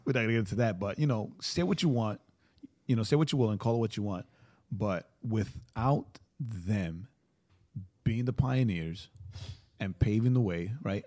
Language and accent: English; New York, United States; I'm from New York